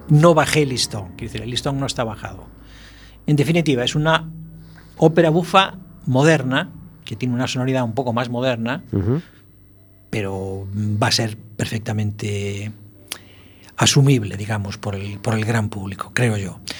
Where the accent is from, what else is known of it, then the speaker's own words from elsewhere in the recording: Galicia, Spain; Francisco Corujo, es, es, de Lanzarote, el resto somos todos gallegos